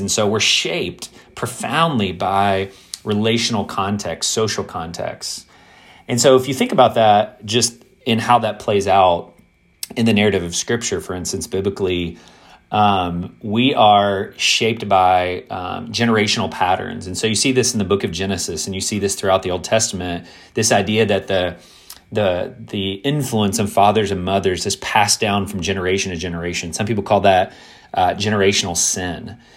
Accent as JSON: {"language": "English", "region": "Kentucky", "country": "United States", "tie": "born or raised there", "said": "growing up in the South, growing up in a predominantly white context in, in Kentucky"}